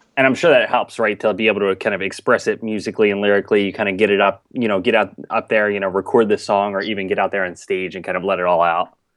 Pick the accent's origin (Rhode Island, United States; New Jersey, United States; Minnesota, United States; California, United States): New Jersey, United States; Mullica Hill; I grew up in, in South Jersey, Mullica Hill area